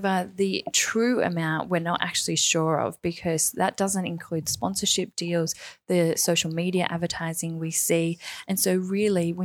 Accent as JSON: {"language": "English", "town": "Wollongong", "region": "New South Wales", "country": "Australia", "said": "So I'm from Wollongong, which is south of Sydney in New South Wales"}